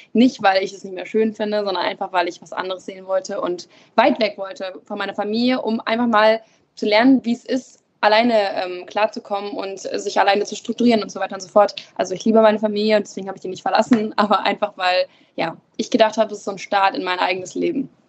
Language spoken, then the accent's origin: German; Emden, Lower Saxony, Germany; also born or lived in Wittmund; ich bin hier nicht geboren, ich bin in Emden geboren